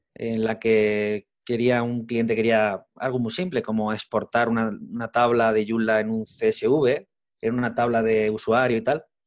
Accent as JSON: {"language": "Spanish", "town": "Arjona", "region": "Andalusia", "country": "Spain", "said": "Yo soy de un pueblo Arjona, un pueblo de la provincia de Jaén"}